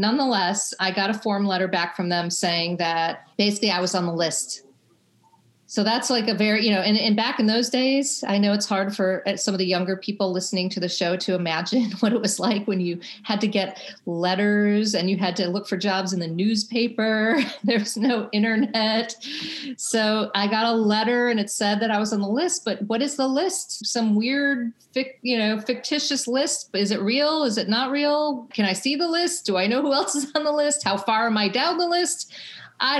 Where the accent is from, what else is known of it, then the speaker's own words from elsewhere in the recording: Chicago, Illinois, United States; I grew up in Chicago